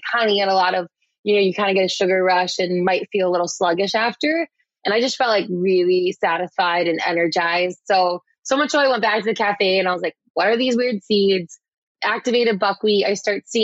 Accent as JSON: {"language": "English", "town": "Chicago", "region": "Illinois", "country": "United States", "also_born_or_lived": "Sydney, Australia", "moved": "as an adult", "said": "I'm from Chicago originally"}